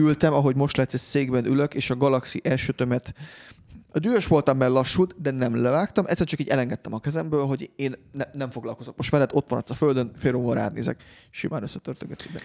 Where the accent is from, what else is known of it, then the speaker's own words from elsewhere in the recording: Hungary; magyarok vagyunk